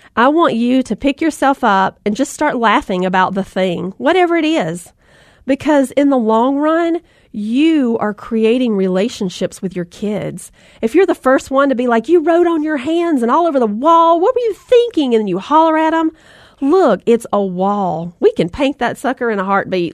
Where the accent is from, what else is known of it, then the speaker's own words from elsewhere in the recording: the South, United States; accent: Southern; I'm from the South and we love those rope swings, right?